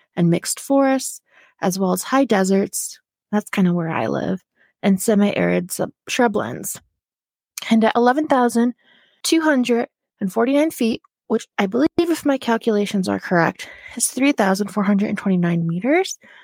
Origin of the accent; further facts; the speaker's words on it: New York, United States; now in Oregon, United States; home state became a state in seventeen eighty-eight, being the eleventh state to join the initial thirteen